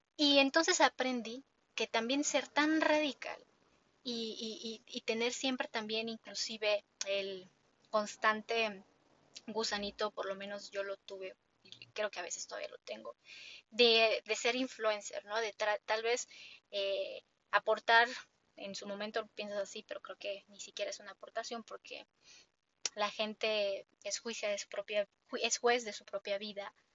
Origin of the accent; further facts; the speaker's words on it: Mexico; yo como mexicana